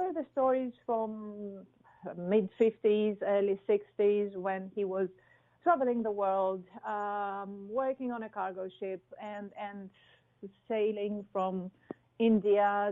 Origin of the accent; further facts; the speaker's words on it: Athens, Attica, Greece; moved away as an adult; also born or lived in Qatar; I was born and raised in Athens.